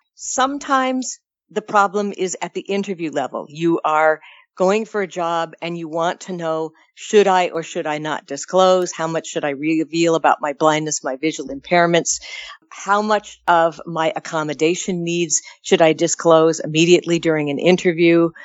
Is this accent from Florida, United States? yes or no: no; California, United States; As a Californian